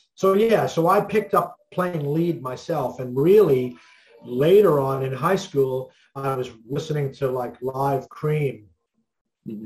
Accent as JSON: {"language": "English", "town": "New York City", "region": "New York", "country": "United States", "tie": "born or raised there", "also_born_or_lived": "Glendale, Queens, New York", "said": "I was born in New York in Manhattan, and I live in uh, Brooklyn, Queens area of New York now."}